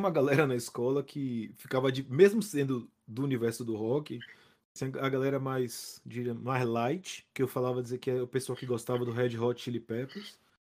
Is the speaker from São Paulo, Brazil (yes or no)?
no; Salvador, Bahia, Brazil; o que tá acontecendo na minha terra